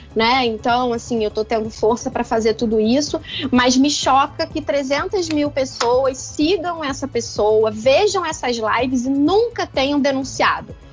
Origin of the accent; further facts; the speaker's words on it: Rio de Janeiro, Brazil; como carioca